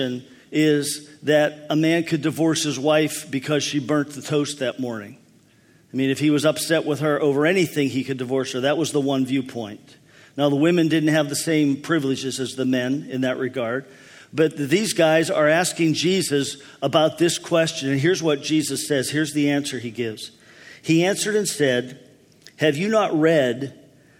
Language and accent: English; Pennsylvania, United States; When I was a boy, there were times in my hometown